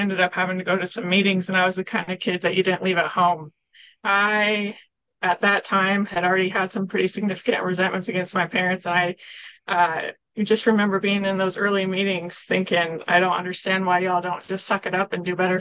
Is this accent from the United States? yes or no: yes; Kelso, Washington, United States; I'm from Kelso, Washington